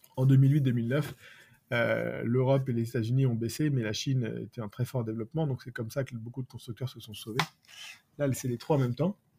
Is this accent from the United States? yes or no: no; France; chez nous en France